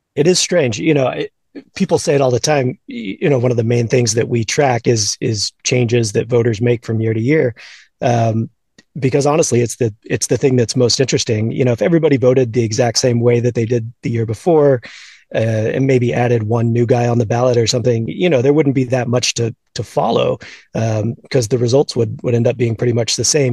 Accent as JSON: {"language": "English", "town": "Houston", "region": "Texas", "country": "United States", "tie": "born or raised there", "said": "I grew up in Houston, uh, an Astros fan uh, kind of late 80s and all throughout the 90s"}